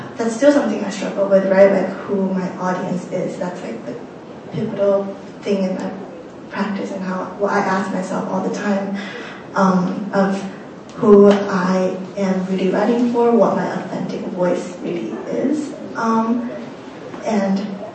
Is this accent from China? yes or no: yes; Shanghai, China; moved away as an adult; now in United States; I grew up in Shanghai and I came here for college when I was 18